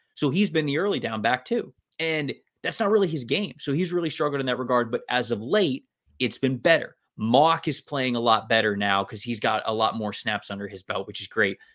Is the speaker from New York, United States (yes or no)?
no; Tampa, Florida, United States; I, I grew up in Tampa